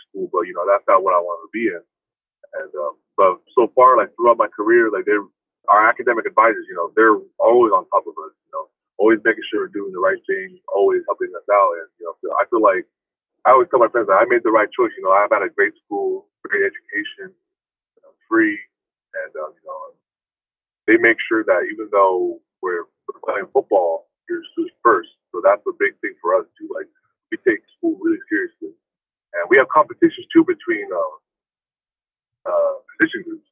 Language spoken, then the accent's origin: English; Chico, California, United States; I am from Chico, I'm from a small town